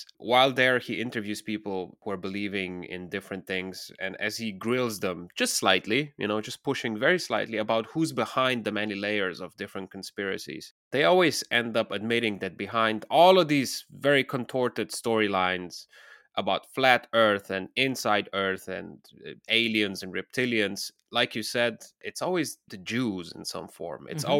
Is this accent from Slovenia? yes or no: yes; Slovenia; I'm originally from the Balkans, from Slovenia, and the whole Bill Gates saga exploded during Corona.